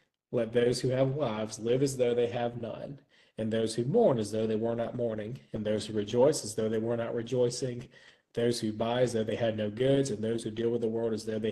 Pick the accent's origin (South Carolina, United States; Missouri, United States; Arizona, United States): South Carolina, United States; Florence; my hometown of Florence, South Carolina